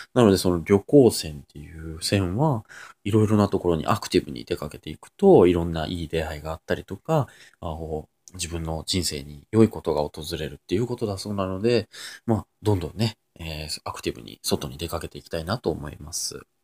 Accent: near Nagakute, Aichi, Japan; born or raised there

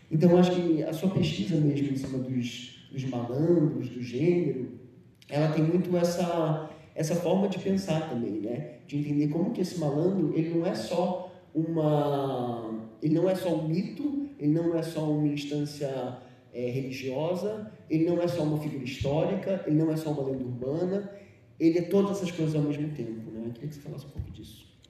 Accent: São Paulo, Brazil; also born or lived in Rio de Janeiro; eu já sou um carioca que cresceu em São Paulo, que vive nesse lugar é, entre dois mundos

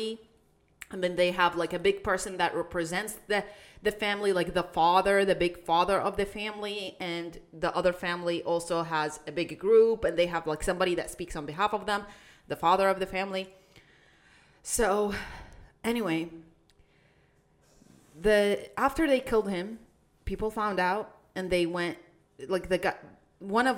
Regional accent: Iraq; I come from Iraq

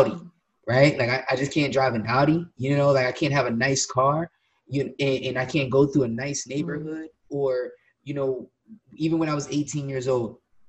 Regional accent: Willingboro, New Jersey, United States; I'm from Willimboro, but I don't go to Willimboro.

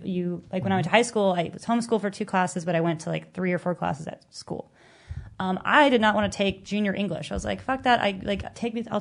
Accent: California, United States; I can't afford out-of-state tuition, you know, because I was coming from California

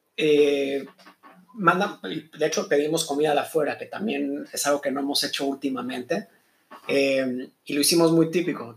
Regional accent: Mexico; now in Israel; yo creciendo en México

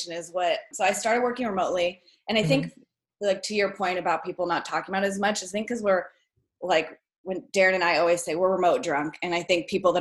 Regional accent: Portland, United States; I came back to my hometown, and I was in Portland for about a year

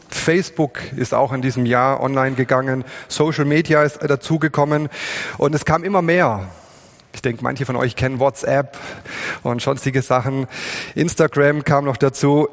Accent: Swabia, Germany; wir sind Schwaben

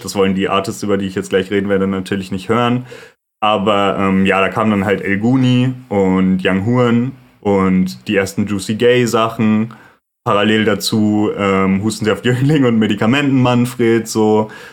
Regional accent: Lüdenscheid, North Rhine-Westphalia, Germany; also born or lived in Duisburg; now in Cologne, Germany; ich bin geboren 97 in Duisburg und von da aus, als ich ungefähr drei Jahre alt war, sind meine Eltern mit mir zusammen nach Lüdenscheid gezogen. Lüdenscheid im Sauerland ist ein sehr beschauliches kleines Städtchen.

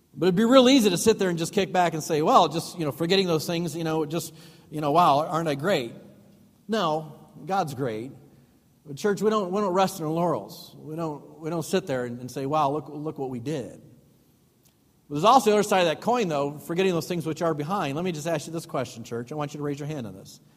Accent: Chicago, Illinois, United States; moved away as an adult; now in Waukesha, United States; we're from Chicago

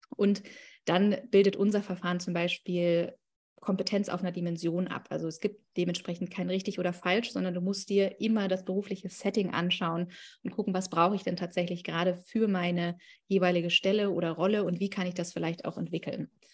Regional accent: Berlin, Germany; komme ich aus Berlin

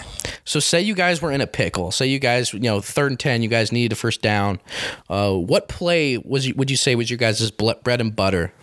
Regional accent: Grantsville, United States; and I'm from the Grantsville area, so I was born and bred disliking Morgan and what they stand for.

